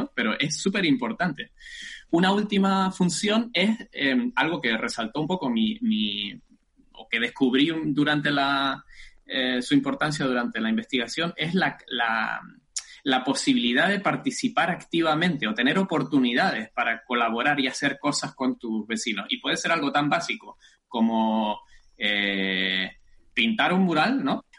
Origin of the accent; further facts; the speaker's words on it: Tacoronte, Canary Islands, Spain; accent: Canarian; moved away as an adult; also born or lived in Göttingen, Germany; now in Germany; Como delata mi acento, espero que me siga delatando, soy canario, soy de Tenerife del norte rural de Tenerife, por supuesto, en los altos del municipio de Tacoronte. Hasta los 22 años viví allí